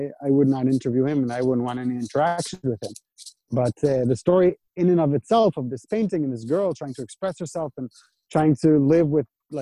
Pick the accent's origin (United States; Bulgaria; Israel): Israel; I was born in Israel and raised in Israel, but my parents are from North America.